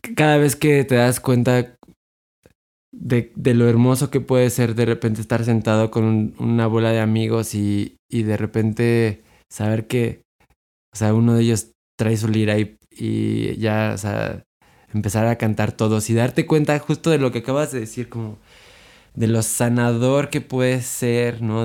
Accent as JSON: {"language": "Spanish", "country": "Mexico", "said": "nosotros como mexicanos"}